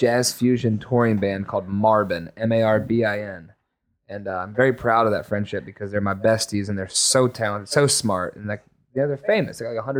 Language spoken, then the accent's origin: English; Lynchburg, Virginia, United States; It's funny, we're both from Lynchburg too, huh?